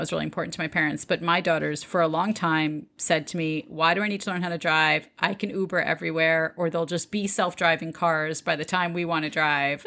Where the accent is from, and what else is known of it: New York, United States; born or raised there; also born or lived in Detroit, Michigan